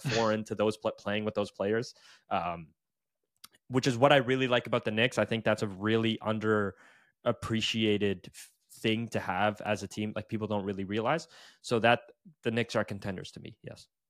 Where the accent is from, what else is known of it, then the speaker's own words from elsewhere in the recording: Canada; I am Canadian